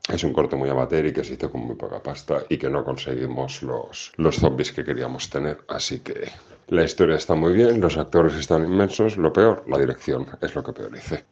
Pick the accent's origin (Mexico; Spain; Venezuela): Spain; Castellón, Valencian Community; en Castellón también hay un poquito en mi tierra